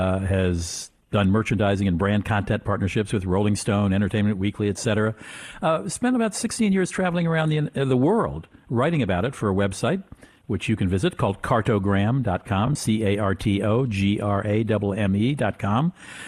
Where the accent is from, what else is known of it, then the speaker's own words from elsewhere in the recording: East Coast, United States; now in St. Paul, United States; I'm not from Minnesota, Ashlea. I'm an East Coast guy, and I moved there because I met a woman, except I met her in L.A., but she lived in White Bear Lake, Minnesota.